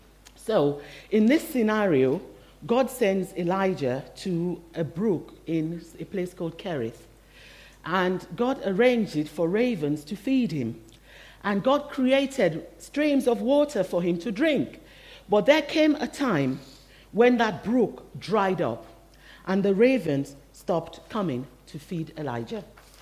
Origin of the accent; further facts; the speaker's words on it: Nigeria; born there; English is a second language; I was born in Nigeria. I hope you can still tell by my accent. It hasn't completely disappeared.